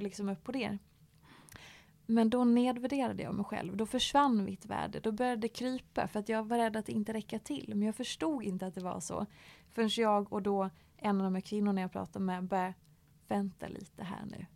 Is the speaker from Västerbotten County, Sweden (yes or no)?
no; Dalarna County, Sweden; moved away; hemma i Dalarna eh, på skoltiden